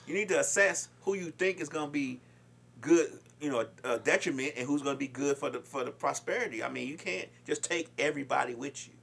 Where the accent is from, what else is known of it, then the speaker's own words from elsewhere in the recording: Chicago, Illinois, United States; I'm from Chicago